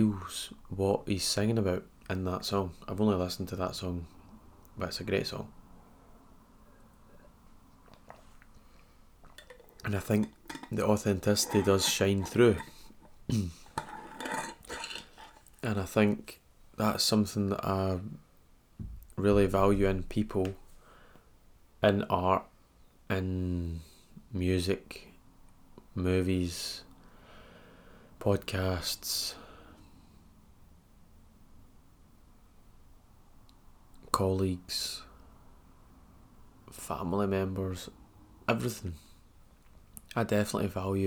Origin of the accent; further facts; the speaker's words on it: Scotland, United Kingdom; I'm Scottish